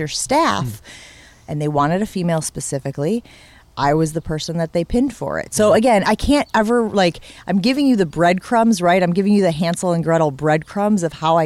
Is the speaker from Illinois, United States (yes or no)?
yes; Northern Illinois, United States; moved away as an adult; also born or lived in Wisconsin / Chicago; now in Milwaukee, United States; I grew up in Northern Illinois